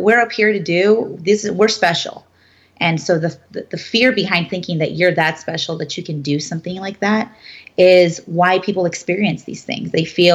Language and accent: English; United States; I'm a first generation born here from my family. My mother is an immigrant.